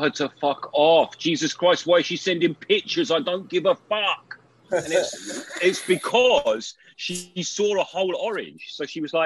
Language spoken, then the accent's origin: English; England, United Kingdom; I'm English